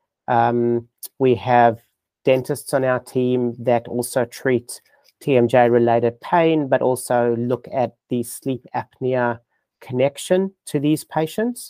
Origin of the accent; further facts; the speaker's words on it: South Africa; accent: South African; moved away as an adult; now in Melbourne, Australia; my accent, it's actually South African. But I have been living in Australia in Melbourne for 25 years.